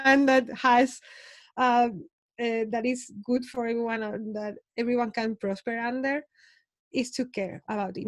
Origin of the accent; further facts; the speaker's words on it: Spain; I'm from Spain